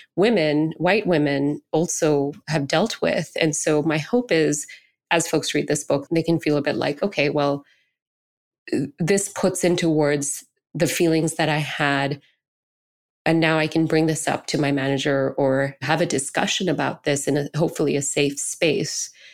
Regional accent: Singapore; I grew up in Singapore, which is almost eighty percent Chinese, and I was a minority brown person, you know, an Indian person

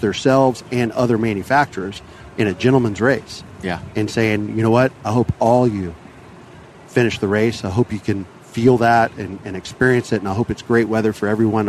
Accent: Tampa Bay, Florida, United States; born or raised there

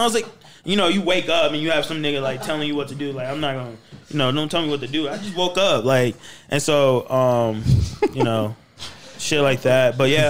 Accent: Florida, United States; No. I'm from Florida, but my mom's in the military, so they move her around everywhere.

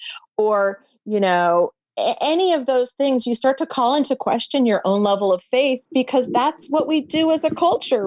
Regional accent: the South, United States; I'm from the South

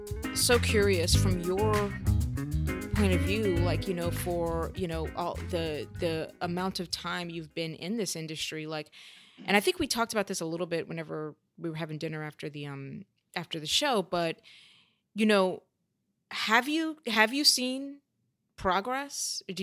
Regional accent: Louisiana, United States; I came from Louisiana, knew very little about theater

